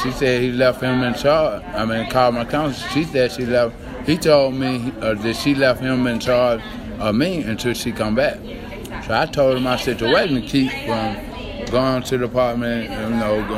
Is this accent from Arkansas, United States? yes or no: no; Atlanta, Georgia, United States; I was born in Atlanta, but I was raised up in Bankhead, northwest side